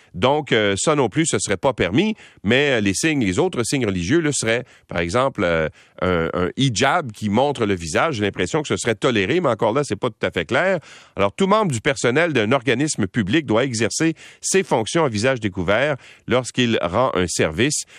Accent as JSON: {"language": "French", "region": "Quebec", "country": "Canada", "said": "chez nous au Québec"}